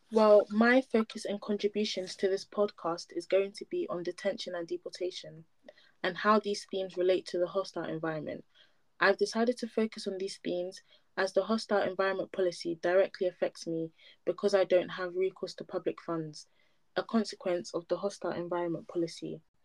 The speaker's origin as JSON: {"language": "English", "country": "Nigeria", "lives_now": "United Kingdom", "said": "I'm Nigerian"}